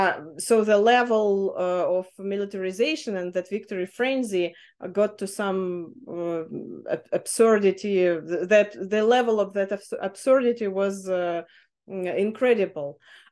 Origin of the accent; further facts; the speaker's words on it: Russia; English is a second language; moved away as an adult; also born or lived in Ukraine; I moved to Ukraine from Russia to Ukraine in 2013, but I was visiting my family in Russia very often.